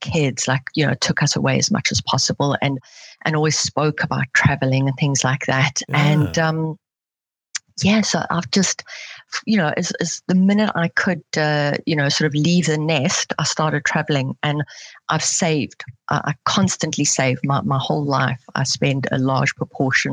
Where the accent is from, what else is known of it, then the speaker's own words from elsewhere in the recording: South Africa; now in Switzerland; I'm originally from South Africa, but I currently live in Switzerland